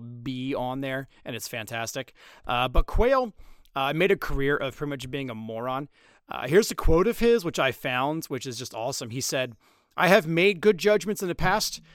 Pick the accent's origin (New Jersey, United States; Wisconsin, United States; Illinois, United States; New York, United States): New Jersey, United States; Trenton; Trenton, New Jersey, my hometown